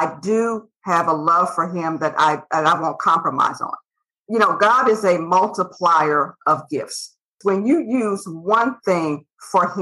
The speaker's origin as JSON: {"language": "English", "town": "Decatur", "region": "Illinois", "country": "United States", "tie": "born or raised there", "moved": "yes", "lives_now": "Texas, United States", "said": "I hail from Decatur, Illinois, and I'm from snow country"}